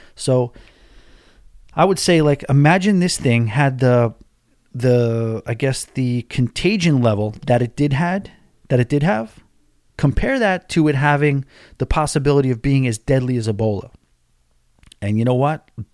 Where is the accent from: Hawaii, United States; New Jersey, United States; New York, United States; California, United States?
New York, United States; now in Florida, United States; I'm from New York